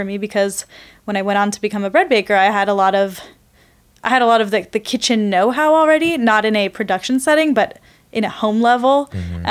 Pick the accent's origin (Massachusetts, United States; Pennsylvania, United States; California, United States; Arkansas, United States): California, United States; Palo Alto; also born or lived in East Coast / San Leandro; I grew up in Palo Alto, actually